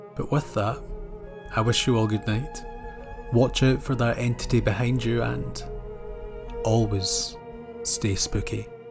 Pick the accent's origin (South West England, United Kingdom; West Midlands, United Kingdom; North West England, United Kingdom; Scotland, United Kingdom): Scotland, United Kingdom; Born and raised in Scotland, storytelling has always been part of my culture